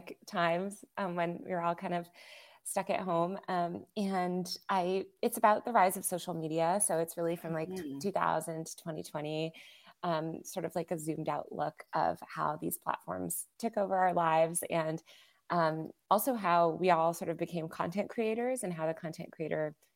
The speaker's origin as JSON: {"language": "English", "region": "Connecticut", "country": "United States", "tie": "born or raised there", "also_born_or_lived": "New York City", "said": "I was born in New York City and then we moved to Connecticut when I was young."}